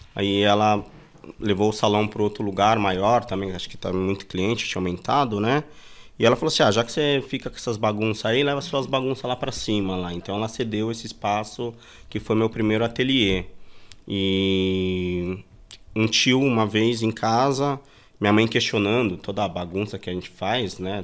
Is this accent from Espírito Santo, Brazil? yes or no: no; São Paulo, Brazil; also born or lived in Bahia; eu nasci em Itabu, na Bahia. Vim para São Paulo com 5, 6 anos de idade